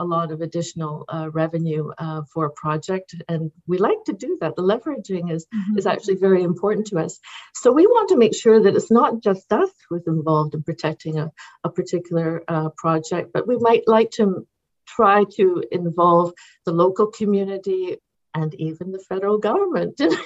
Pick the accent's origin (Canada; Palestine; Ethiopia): Canada; London, Ontario; also born or lived in United Kingdom; I was 3 years old when we came to Ontario, and that's where I grew up in London, Ontario